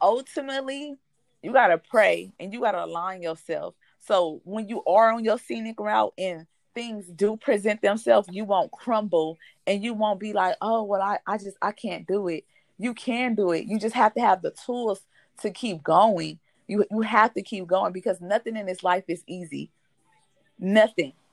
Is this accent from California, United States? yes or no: yes; Compton, California, United States; we we from Compton. We are from Compton. We are that native background.